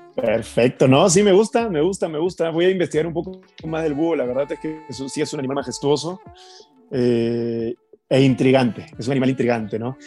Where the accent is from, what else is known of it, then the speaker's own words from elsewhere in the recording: Peru; moved away as an adult; now in Mexico; yo podía seguir creciendo en mi país, podía seguir teniendo lo que yo quería, pero la zona de confort a veces no es buena y yo en Perú llegué a tener una zona de confort importante